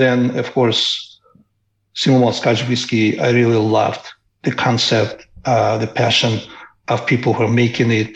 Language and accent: English; Moldova; moved away; I come from a very small country that used to be part of Soviet Union called Moldova